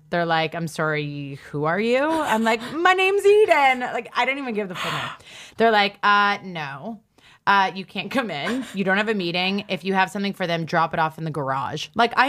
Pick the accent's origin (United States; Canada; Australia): Canada; And then, and also I kind of needed like a reason to be in the States because I'm Canadian.